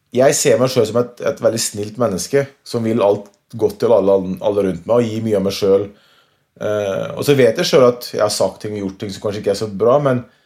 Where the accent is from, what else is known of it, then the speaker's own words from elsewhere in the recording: Norway; hjemme i Norge